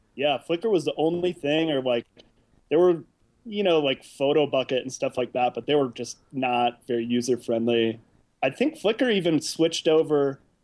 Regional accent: South Bend, Indiana, United States; also born or lived in Chicago, Illinois; now in Oakland, United States; I was born in Chicago, and uh, I grew up in this little town called South Bend, Indiana. And uh, I was there for a long time

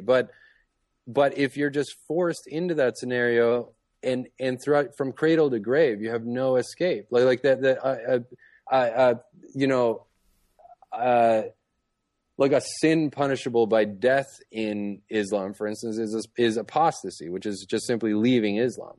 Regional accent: Toronto, Ontario, Canada; moved away; I grew up in Toronto, up in Canada

